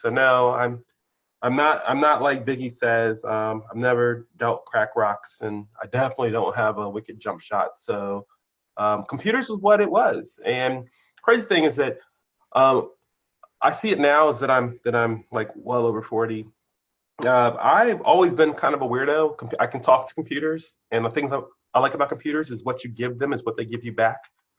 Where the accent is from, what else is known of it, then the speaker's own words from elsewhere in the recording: Maryland, United States; also born or lived in Germany; I grew up, so I was a military brat, born somewhere in the United States on a military base, occupied Germany for a few years, and then came back here to Maryland, and I've been in Maryland and other places since the 80s.